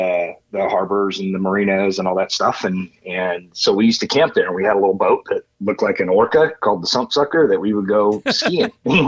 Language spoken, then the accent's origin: English; Riverside, California, United States; born or raised there